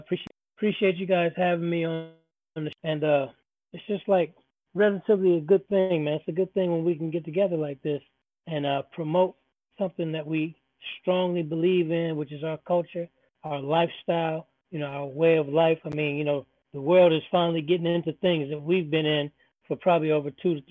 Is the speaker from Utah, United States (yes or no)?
no; Oakland, California, United States; now in Hartford, United States; Yeah, based in Connecticut, born and raised in Oakland, California, based out here in Hartford, Connecticut